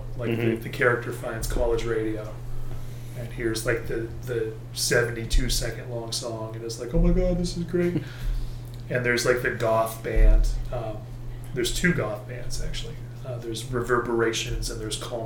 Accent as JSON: {"language": "English", "town": "Boston", "region": "Massachusetts", "country": "United States", "tie": "born or raised there", "said": "growing up in the suburbs of Boston"}